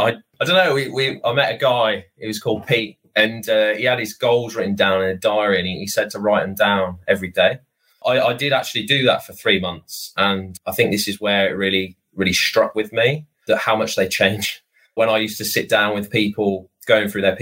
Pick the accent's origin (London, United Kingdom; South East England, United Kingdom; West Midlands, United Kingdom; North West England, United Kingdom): West Midlands, United Kingdom; Hereford; moved away; I was from Hereford